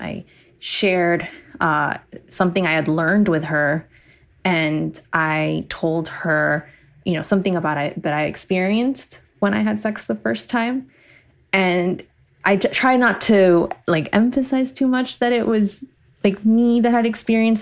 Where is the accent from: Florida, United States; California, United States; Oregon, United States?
Florida, United States; Miami; I was born and raised in Miami.